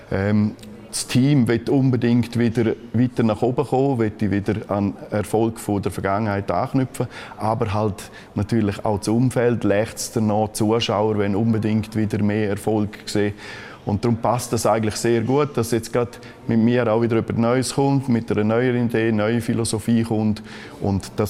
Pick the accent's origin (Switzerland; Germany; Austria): Switzerland; Graubünden; Graubünden ist natürlich absolut meine Heimat. Der Kanton hat mich geprägt und darum ist es für mich wunderschön